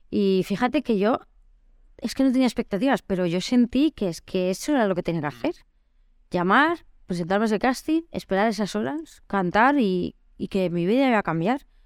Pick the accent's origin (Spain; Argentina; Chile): Spain; Mallorca, Balearic Islands; moved away; Yo soy de Mallorca